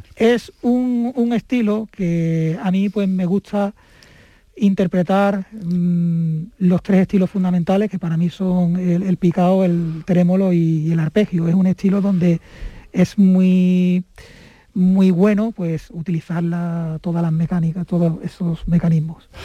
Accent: Mazagón, Andalusia, Spain; la localidad costera de Mazagón, que es de donde yo soy. Como bien he dicho antes, una, una zona en la cual yo he vivido 30, durante 32 años.

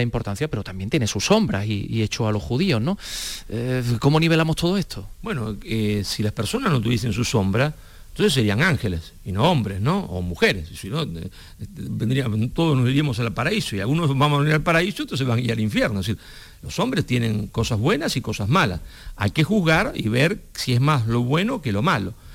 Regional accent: Argentina; yo soy un español argentino

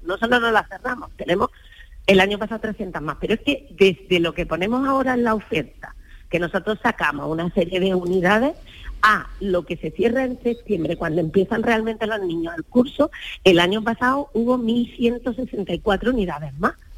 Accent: Almería, Andalusia, Spain; yo soy de Almería

